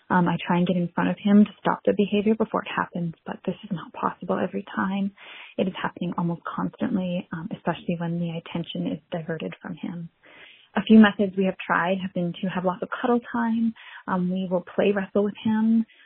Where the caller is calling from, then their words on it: British Columbia, Canada; I'm from Northern British Columbia in Canada.